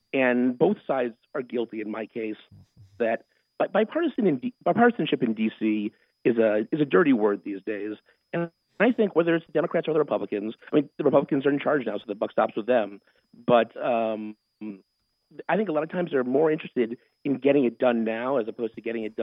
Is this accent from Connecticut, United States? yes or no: yes; Connecticut, United States; moved away as an adult; also born or lived in Washington, D.C.; I'm from Connecticut. I'm a New England boy at heart